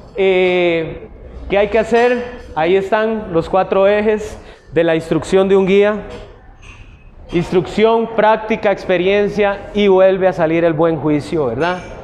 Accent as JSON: {"language": "Spanish", "country": "Costa Rica", "said": "como tico"}